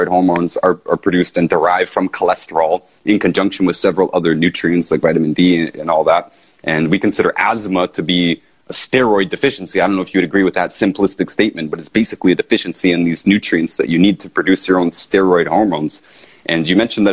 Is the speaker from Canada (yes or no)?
yes; Canada; in Canada, I'm from Canada